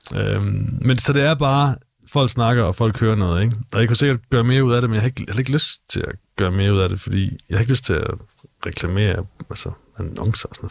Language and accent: Danish; Gråsten, Southern Denmark, Denmark; moved away as an adult; now in Aarhus, Denmark; Jeg er fra Gråsten oprindeligt, nede i Sønderjylland men øh, københavner forældre, men født og opvokset i Sønderjylland